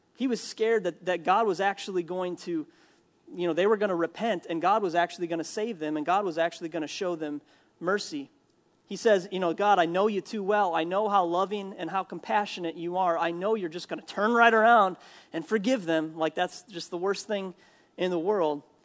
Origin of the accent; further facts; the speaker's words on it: Minnesota, United States; I'm from Minnesota